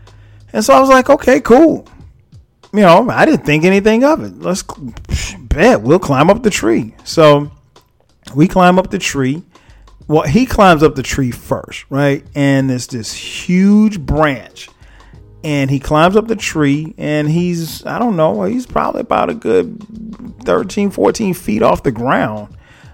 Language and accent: English; Florence, South Carolina, United States; now in Atlanta, United States; I was recently home, back in my hometown, Florence, South Carolina